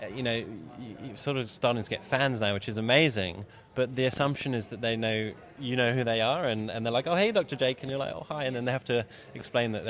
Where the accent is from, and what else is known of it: United Kingdom; moved away as an adult; now in Australia